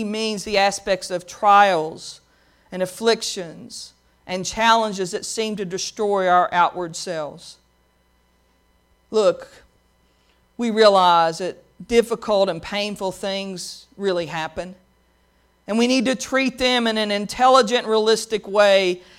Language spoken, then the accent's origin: English; Pikeville, Kentucky, United States; In the church I grew up in Pikeville, there was a woman named Brenda Franklin, and she sang a lot of solos.